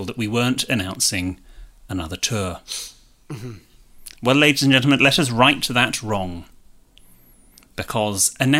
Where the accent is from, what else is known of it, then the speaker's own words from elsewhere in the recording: Bristol, South West England, United Kingdom; We are going back to Bristol, my hometown.